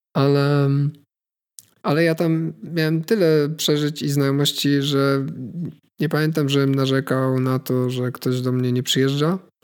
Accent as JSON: {"language": "Polish", "country": "Poland", "said": "skąd jestem, nie? no to bardzo chętnie powiem, że z Polski"}